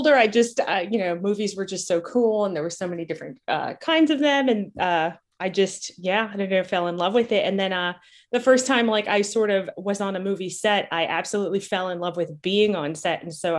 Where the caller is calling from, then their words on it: North Hollywood, California, United States; North Hollywood, California.